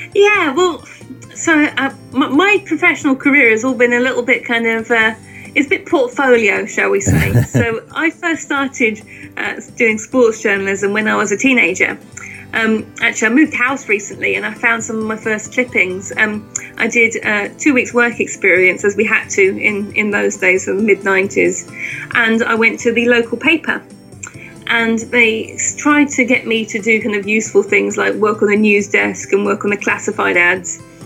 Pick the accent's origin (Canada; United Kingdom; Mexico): United Kingdom; Luton, East of England; I grew up in Luton